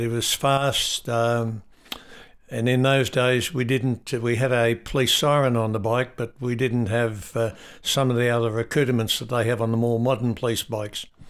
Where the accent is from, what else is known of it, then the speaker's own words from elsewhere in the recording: Coomealla, Sunraysia district, New South Wales, Australia; moved away; I came from the Sunraysia district, uh, living uh, between Muldura and Wentworth at a, um, New South Wales town called Kumeella